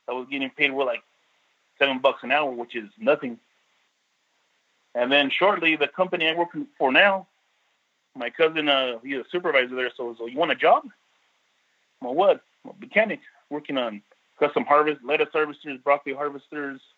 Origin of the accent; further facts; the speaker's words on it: Salinas, California, United States; also born or lived in San Francisco, California; I was born in San Francisco, California, and I raised here in Salinas, California.